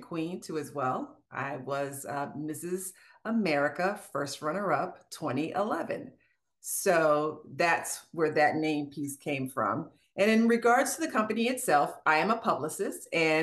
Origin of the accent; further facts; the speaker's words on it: Maryland, United States; moved away as an adult; also born or lived in Washington, D.C.; now in Marietta, Georgia, United States; I'm from Maryland